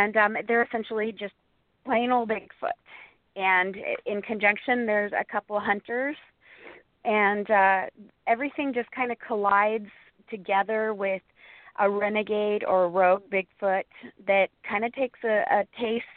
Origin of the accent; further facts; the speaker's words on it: Montana, United States; my home state of Montana